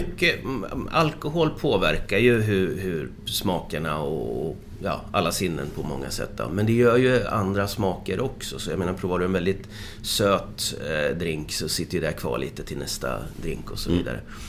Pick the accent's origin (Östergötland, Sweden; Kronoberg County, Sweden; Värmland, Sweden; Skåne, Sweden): Östergötland, Sweden; Motala; moved away; also born or lived in Frederikshavn, Denmark; jag kommer från Motala ursprungligen